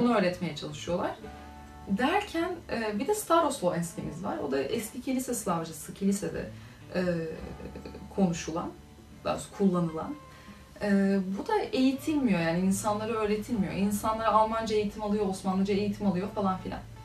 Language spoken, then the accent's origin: Turkish; Turkey; also born or lived in Macedonia; Türk'üm dediğim zaman Aa, nasıl böyle konuşuyorsunuz falan geliyor konu.